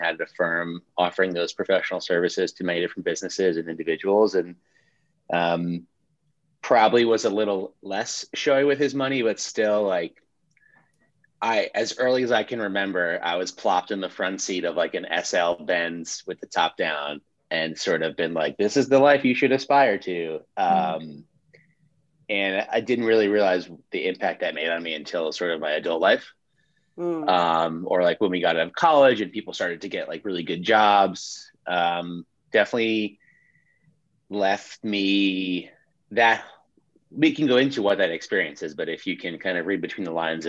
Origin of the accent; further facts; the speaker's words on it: Great Neck, New York, United States; No, I mean, you know, Great Neck is an interesting place. There's a lot of like keeping up with the Joneses type energy.